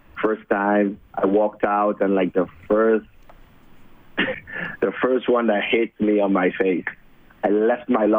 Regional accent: Port of Spain, Trinidad & Tobago; moved away; I was born and raised in Trinidad and Tobago. Well, Trinidad, the city, in Port of Spain, the capital.

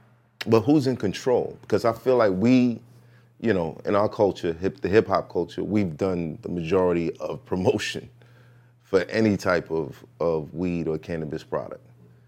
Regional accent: New York City, New York, United States; moved away; growing up in Brooklyn

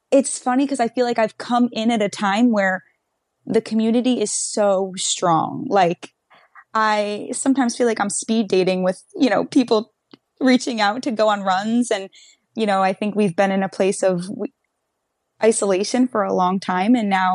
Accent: New York City, New York, United States; because we're all in from the New York City area.

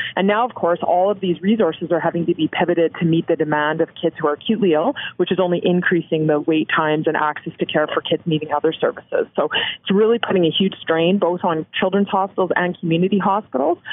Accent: Canada; as a Canadian

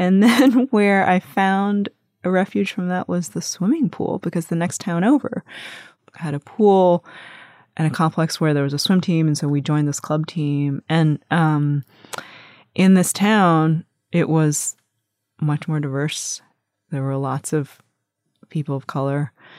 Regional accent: Long Island, New York, United States; my brother and I are the first generation of our family to be born in America. And when we grew up primarily in Long Island, it was very white.

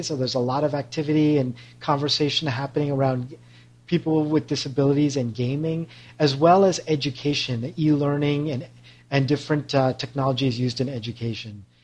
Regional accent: Canada; also born or lived in Toronto; now in San Francisco Bay Area, United States; I'm also a proud Canadian.

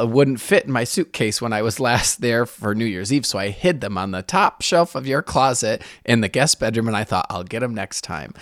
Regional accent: Michigan, United States; now in San Francisco, United States; I grew up in Michigan

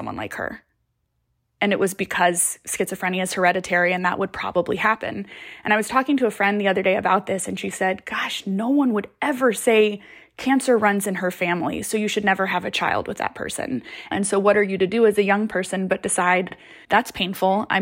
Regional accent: Kansas, United States; born or raised there; also born or lived in Costa Rica

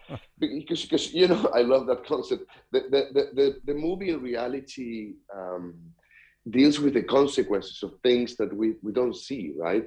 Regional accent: Chile; I am from Chile myself

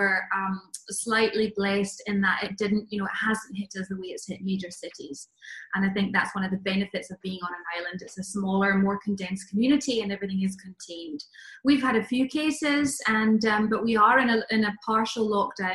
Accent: Glasgow, Scotland, United Kingdom; also born or lived in Loch Lomond area; I am from Glasgow. Yes. I grew up in Glasgow

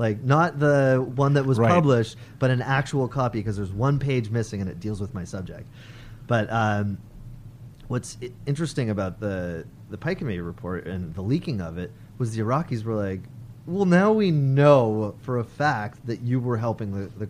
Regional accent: Canada; I'm Canadian

